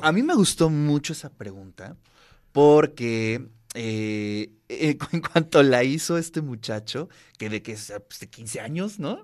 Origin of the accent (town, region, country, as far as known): Mexico